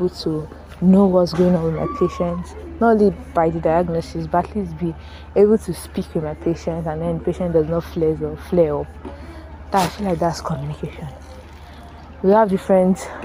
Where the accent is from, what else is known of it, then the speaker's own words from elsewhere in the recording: Nigeria; as a Nigerian